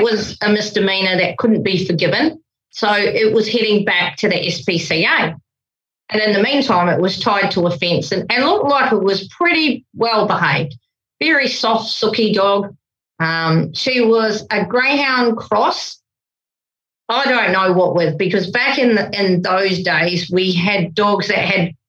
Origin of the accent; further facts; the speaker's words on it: New Zealand; I'm a Kiwi